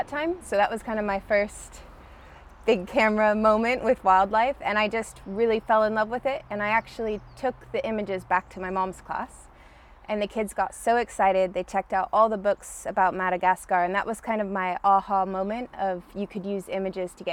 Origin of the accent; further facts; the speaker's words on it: Shelton, Washington, United States; also born or lived in Alaska; I grew up in Shelton. Uh-huh. We moved down from Alaska when I was in elementary school.